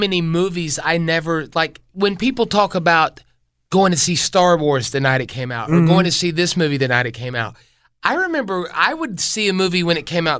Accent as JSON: {"language": "English", "town": "Taylors", "region": "South Carolina", "country": "United States", "tie": "born or raised there", "also_born_or_lived": "Poe Mill, Greenville, South Carolina", "said": "when we moved from Poe Mill, which was like a $25,000 house, mm-hmm. to Taylor's, which was like nearing six figures."}